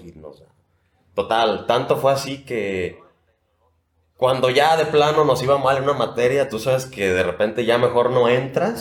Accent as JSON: {"language": "Spanish", "area": "La Floresta", "region": "Nayarit", "country": "Mexico", "tie": "born or raised there", "also_born_or_lived": "Tepic", "said": "Yo vivo en la floresta eh, perdón, vivía, ahí crecí"}